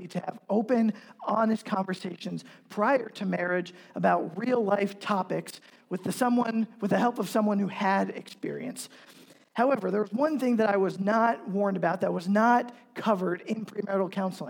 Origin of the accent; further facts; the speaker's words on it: Pennsylvania, United States; moved away as an adult; also born or lived in New York / Omaha / Council Bluffs; now in Kansas City, United States; I'm originally from Pennsylvania, not Ohio